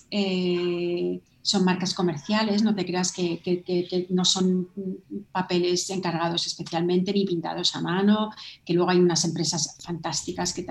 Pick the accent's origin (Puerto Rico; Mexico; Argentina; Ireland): Ireland; born there; pues yo nací en Irlanda y tengo como una conexión muy, muy fuerte emocional con Irlanda.